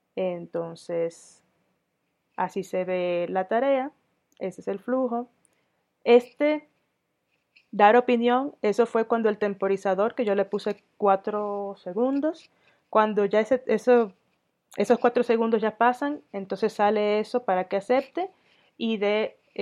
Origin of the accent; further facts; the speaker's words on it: Dominican Republic; moved away as an adult; also born or lived in Sweden / Denmark / Catalonia, Spain; now in Mexico; yo soy dominicana de origen, tengo doble nacionalidad dominicana sueca